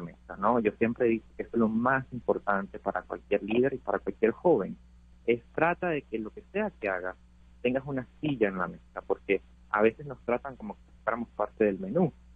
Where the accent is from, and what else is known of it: Venezuela; now in United States